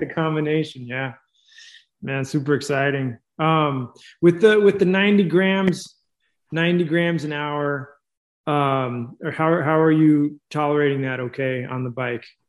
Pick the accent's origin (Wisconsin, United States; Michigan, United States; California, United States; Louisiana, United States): California, United States; I'm from California